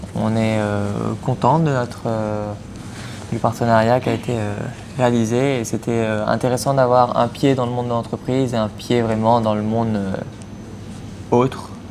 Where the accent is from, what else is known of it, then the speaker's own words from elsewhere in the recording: Mauritius; moved away as an adult; also born or lived in Poitiers / La Rochelle; je viens de l'île Maurice